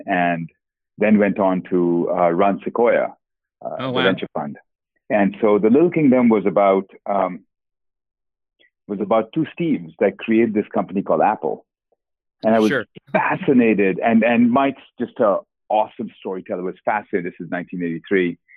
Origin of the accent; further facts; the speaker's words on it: Kolkata, West Bengal, India; moved away; Born and brought up in Calcutta, India